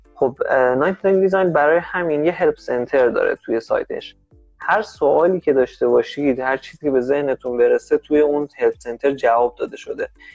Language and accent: Persian; Iran; ما که ایرانی هستیم